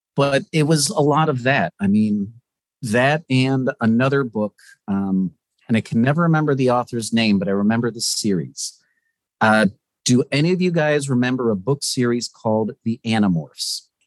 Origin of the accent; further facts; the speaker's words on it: West Palm Beach, Florida, United States; also born or lived in Ocala, Florida; I grew up in Florida. Um, I was actually born near Ocala, which is the middle of fucking nowhere. Uh, you basically have more alligators than people. And I was raised in the West Palm Beach area.